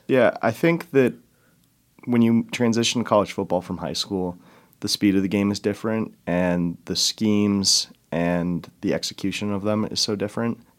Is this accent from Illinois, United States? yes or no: yes; Chicago, Illinois, United States; moved away as an adult; also born or lived in Denver, Colorado; now in Sioux Falls, United States; I'm originally from Denver, went to high school in Chicago